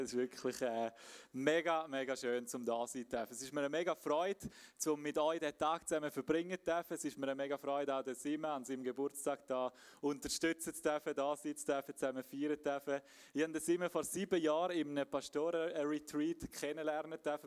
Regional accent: Graubünden, Switzerland; moved away; ich bin ursprünglich aus dem Bündnerland, wie man vielleicht ein bisschen gehört

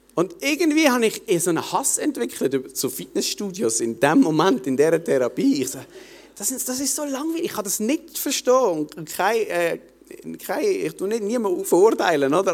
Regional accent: Basel-Landschaft, Switzerland; bei uns in Basel-Land

